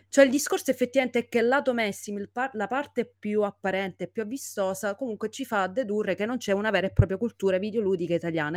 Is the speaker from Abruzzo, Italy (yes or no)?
no; Sicily, Italy; moved away as an adult; now in Rome, Italy; io da, da siciliana sto a Roma ormai da diversi anni